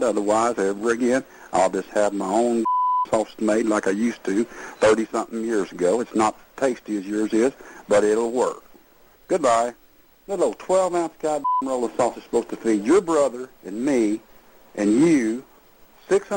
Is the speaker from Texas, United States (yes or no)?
yes; Texas, United States; I'm not from the North. I'm a Texas man.